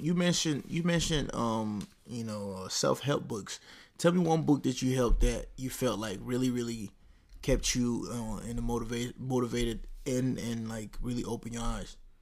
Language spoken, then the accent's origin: English; Dallas, Texas, United States; growing up in Dallas